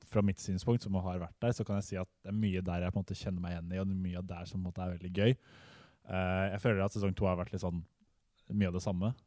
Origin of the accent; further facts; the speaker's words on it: Southern Norway, Norway; vi er jo søringer